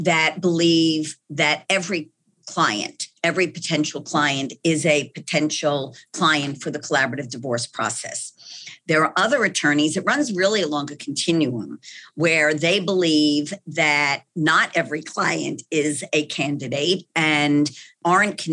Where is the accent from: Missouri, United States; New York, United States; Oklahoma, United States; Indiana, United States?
New York, United States; accent: New York; moved away as an adult; now in Texas, United States; that New York accent where I was born and bred